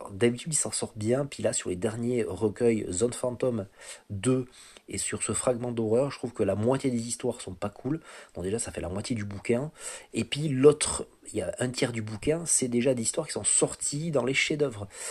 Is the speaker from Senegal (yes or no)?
no; France; en tant que français